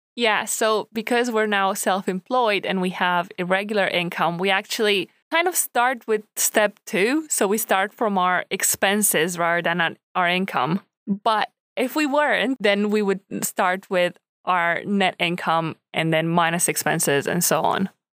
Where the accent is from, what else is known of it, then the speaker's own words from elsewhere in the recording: Romania; now in United Kingdom; not from the U K, um, so I didn't grow up here. And I'm from Romania